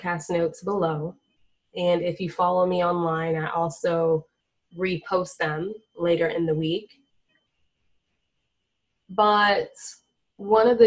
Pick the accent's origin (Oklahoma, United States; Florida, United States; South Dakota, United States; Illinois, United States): Florida, United States; moved away; I'm originally from Florida